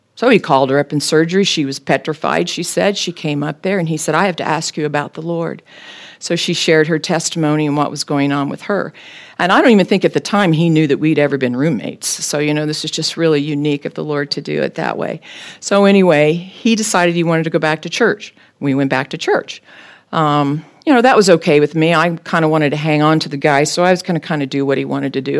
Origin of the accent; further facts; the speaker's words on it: Topeka, Kansas, United States; I was born and raised in Topeka